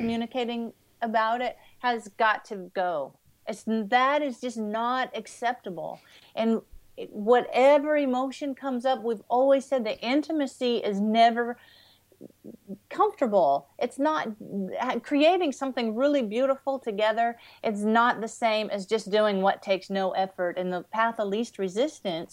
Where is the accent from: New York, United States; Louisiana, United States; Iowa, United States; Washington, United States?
Washington, United States; growing up in Washington State